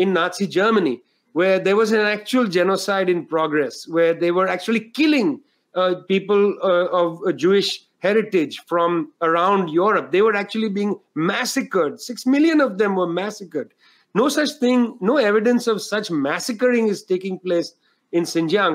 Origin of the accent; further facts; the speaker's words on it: India; I grew up in India